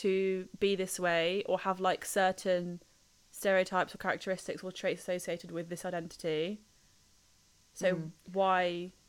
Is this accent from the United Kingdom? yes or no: yes; United Kingdom; obviously not being white, being British.